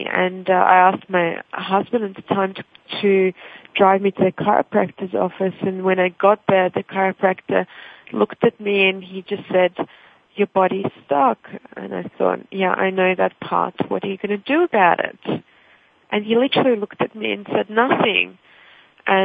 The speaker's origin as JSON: {"language": "English", "country": "Russia", "second_language": "English", "moved": "yes", "lives_now": "Australia", "said": "I already had to learn a new language once in my life when I immigrated from Russia to Australia"}